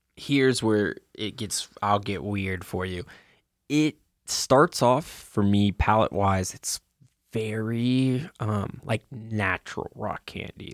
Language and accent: English; Kentucky, United States; growing up in Kentucky